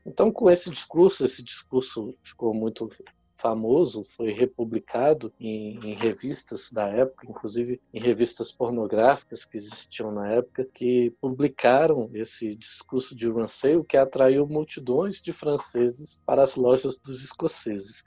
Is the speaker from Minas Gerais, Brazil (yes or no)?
yes; Minas Gerais, Brazil; eu sou mineiro, fui presidente do Triângulo Mineiro e Alto Paranaíba.